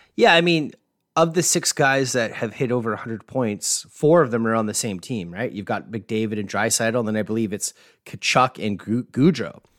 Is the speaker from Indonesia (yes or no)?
no; Canada; being Canadian